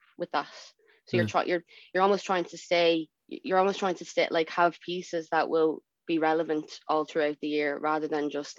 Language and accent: English; Dublin, Leinster, Ireland; moved away as an adult; also born or lived in Canada; I'm from Phibsborough. Born and bred